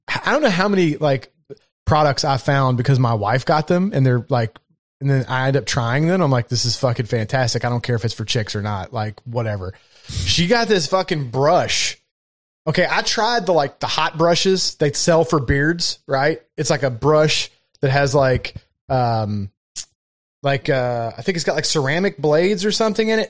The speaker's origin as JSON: {"language": "English", "region": "Kentucky", "country": "United States", "tie": "born or raised there", "also_born_or_lived": "Baltimore, Maryland", "accent": "Southern", "moved": "yes", "said": "I was born in Kentucky and I lived up in Baltimore, Maryland for six or seven, eight years"}